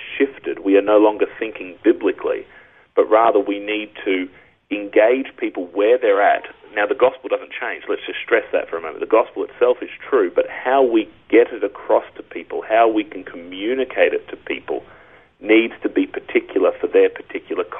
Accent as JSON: {"language": "English", "country": "Australia", "said": "as an Aussie"}